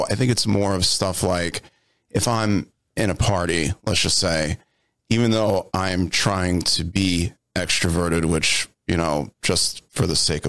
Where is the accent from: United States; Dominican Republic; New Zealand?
United States; Long Island, New York; Born and raised in Long Island, New York.